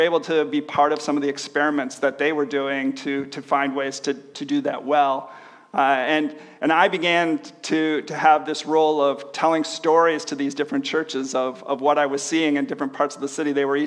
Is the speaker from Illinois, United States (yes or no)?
yes; Chicago, Illinois, United States; moved away as an adult; also born or lived in Manila, Philippines; now in Hamilton, Canada; I'm originally from the Chicago area